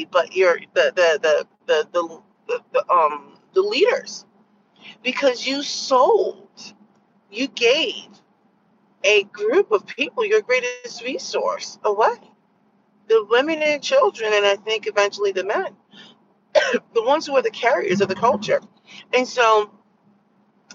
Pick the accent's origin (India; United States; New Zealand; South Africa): United States; I grew up in the United States